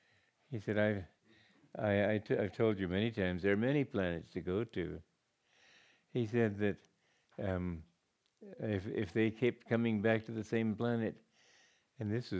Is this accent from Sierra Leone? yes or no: no; Romania; now in United States; But I was born in Romania